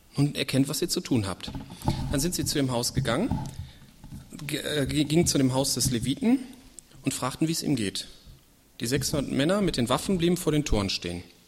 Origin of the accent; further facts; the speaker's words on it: Germany; also born or lived in Leichlingen; hier bei uns in Deutschland